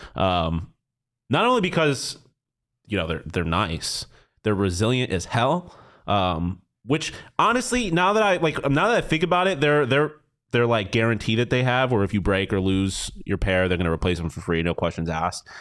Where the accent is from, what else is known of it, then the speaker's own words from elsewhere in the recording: Buffalo, New York, United States; me being from Buffalo